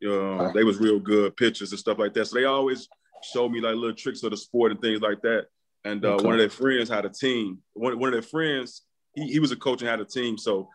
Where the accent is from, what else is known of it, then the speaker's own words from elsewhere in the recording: Chicago, Illinois, United States; from the south side of Chicago, grew up playing baseball